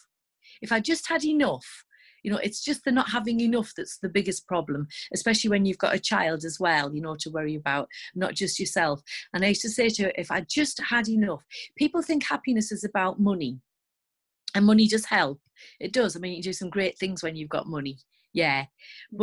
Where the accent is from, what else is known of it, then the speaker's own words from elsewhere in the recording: the north of England, United Kingdom; accent: northern English; As you can probably tell by my accent, I live in the north of England